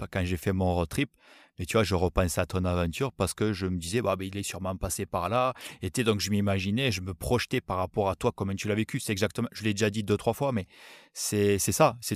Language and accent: French; France; c'est surtout encore une fois qui nous, en tant que Français, euh, Français, c'est pas des choses